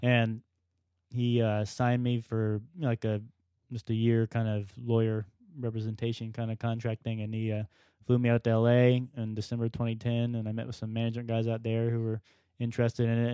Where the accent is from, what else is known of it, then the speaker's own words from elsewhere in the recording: Florida, United States; I was born and raised in Florida